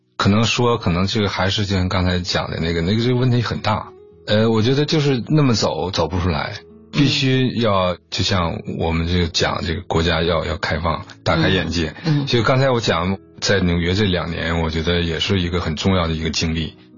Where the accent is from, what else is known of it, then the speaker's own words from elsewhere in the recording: China; 中国人的身份，我们中国的艺术家